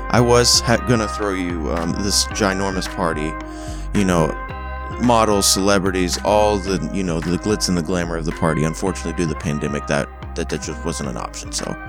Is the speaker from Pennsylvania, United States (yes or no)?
no; Oklahoma City, Oklahoma, United States; I'm from Oklahoma City, born and raised